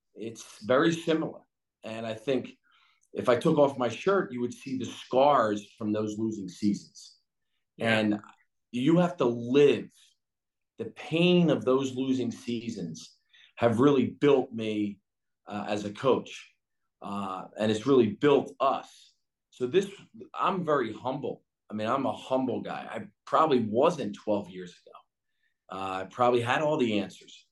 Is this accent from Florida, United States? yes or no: no; Philadelphia, Pennsylvania, United States; growing up in Philly